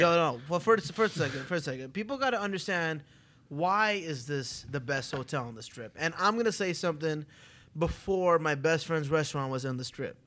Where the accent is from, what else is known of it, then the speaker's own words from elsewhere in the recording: Toronto, Ontario, Canada; now in Las Vegas, United States; I'm from Toronto, Canada, the biggest Greek town in the world